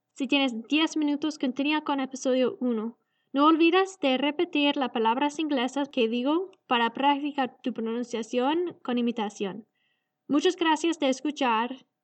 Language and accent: Spanish; Canada; Spanish is a second language; Vengo de Canadá y yo aprendí a hablar español del Internet rapidísima